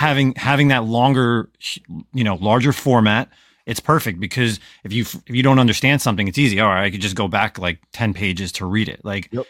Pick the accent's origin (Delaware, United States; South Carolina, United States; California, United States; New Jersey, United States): New Jersey, United States; I'm from New Jersey. I'm from the, like the '90s, you know, New Jersey, New York hardcore, scene